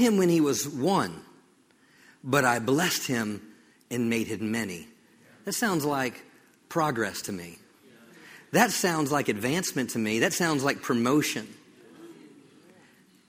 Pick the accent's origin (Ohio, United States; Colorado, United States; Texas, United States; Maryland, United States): Maryland, United States; moved away; I grew up in Maryland